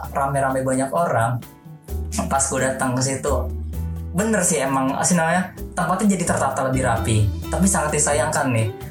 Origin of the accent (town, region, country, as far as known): Bogor, West Java, Indonesia; born or raised there